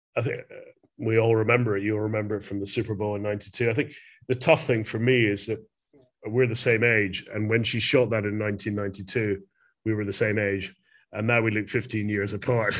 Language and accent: English; Glasgow, Scotland, United Kingdom; I'm from Glasgow in Scotland